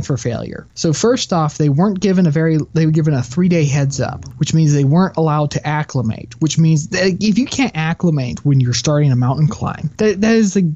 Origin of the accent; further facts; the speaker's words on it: Texas, United States; I'm a Texan